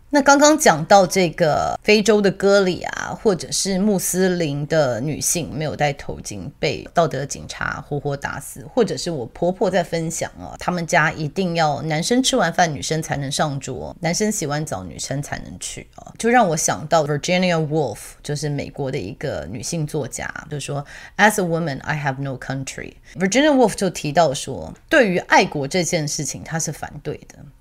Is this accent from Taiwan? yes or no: yes; Taiwan; moved away; also born or lived in Australia; 我以前在澳洲的时候啊，我们其实很多台湾人是一起移民过去的